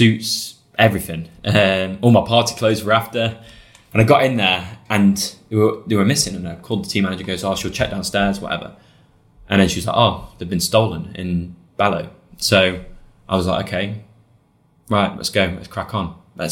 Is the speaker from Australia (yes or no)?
no; United Kingdom; I'm British.